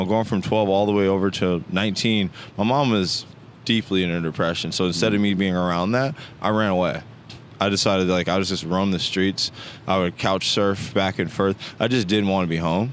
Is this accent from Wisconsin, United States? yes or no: yes; Racine, Wisconsin, United States; I actually grew up in Racine, Wisconsin